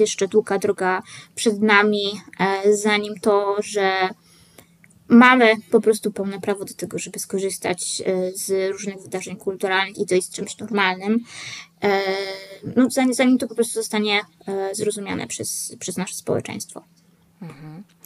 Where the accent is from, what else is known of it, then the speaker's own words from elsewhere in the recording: Poland; jestem z Polski